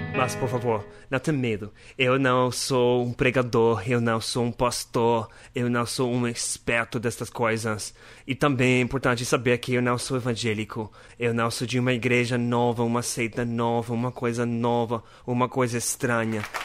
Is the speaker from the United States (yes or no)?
yes; United States; Portuguese is a second language; now in Brazil; Eu sou norte-americano